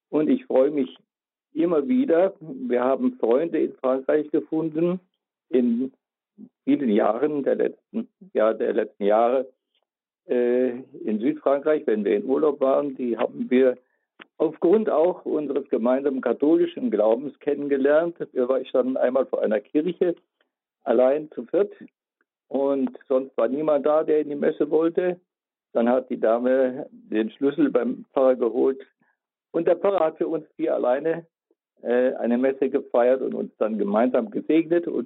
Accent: North Bohemia, near Reichenberg, Liberec Region, Czechia; now in Würzburg, Germany; ich bin Jahrgang 1941 geboren in Nordböhmen so wie Herr Posselt auch, äh, in der Nähe von Reichenberg, heute Liberec.

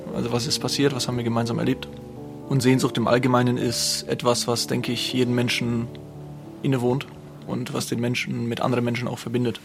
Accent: Würzburg, Bavaria, Germany; now in Vorarlberg, Austria; in Würzburg ist, da wo ich herkomme

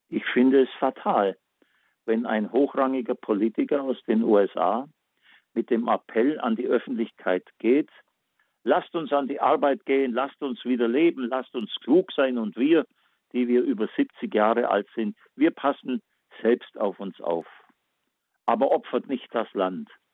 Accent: Backnang, Baden-Württemberg, Germany; meine Heimatstadt Backnang

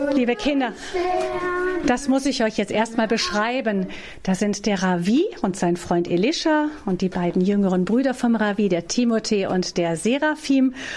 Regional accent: Rhineland, Germany; bei uns im Rheinland

